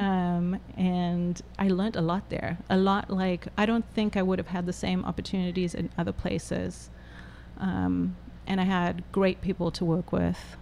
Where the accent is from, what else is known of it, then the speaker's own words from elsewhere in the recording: Johannesburg, Gauteng, South Africa; moved away as an adult; also born or lived in Cape Town; now in United States; I was born in Johannesburg